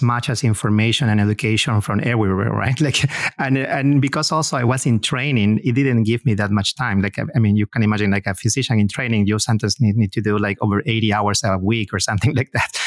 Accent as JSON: {"language": "English", "country": "Peru", "moved": "as an adult", "lives_now": "United States", "said": "My, my wife and I, we both are from Peru."}